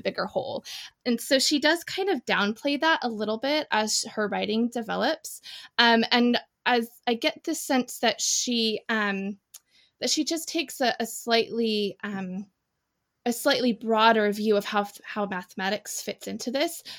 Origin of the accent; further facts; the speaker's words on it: Indiana, United States; moved away as an adult; also born or lived in northwest of England; now in United Kingdom; I am an American expat. I grew up in in Indiana. And now I live in the northwest of England